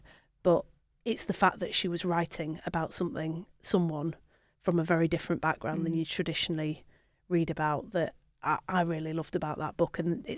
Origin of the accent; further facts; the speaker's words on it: Manchester, North West England, United Kingdom; also born or lived in Bury; I'm actually from Manchester originally, so I was born and brought up there until my mum moved to Bury when I was in my mid-teens. So I read it when I was in Manchester